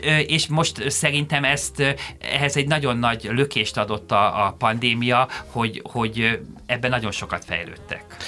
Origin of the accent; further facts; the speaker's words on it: Hungary; én magyarként